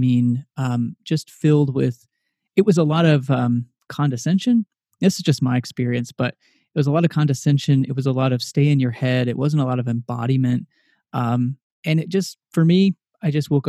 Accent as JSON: {"language": "English", "region": "Texas", "country": "United States", "tie": "born or raised there", "moved": "yes", "lives_now": "Philadelphia, United States", "said": "I grew up in Texas."}